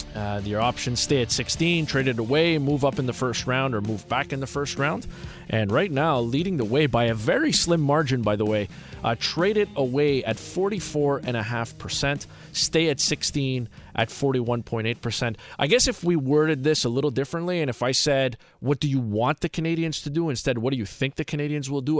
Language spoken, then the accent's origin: English; New Jersey, United States; I grew up in Jersey